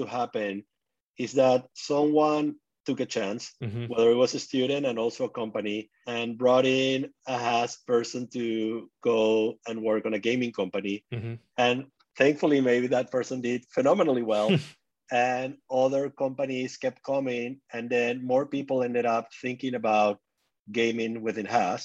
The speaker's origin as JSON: {"language": "English", "country": "Venezuela", "tie": "born or raised there", "moved": "yes", "said": "I grew up in Venezuela"}